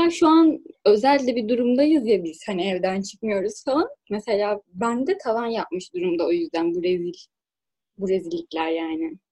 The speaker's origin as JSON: {"language": "Turkish", "town": "Buca", "region": "İzmir", "country": "Turkey", "said": "Ben az Buca'lıyım abi."}